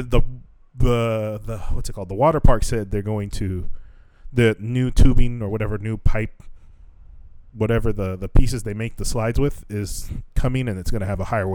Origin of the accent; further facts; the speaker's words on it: United States; we're from America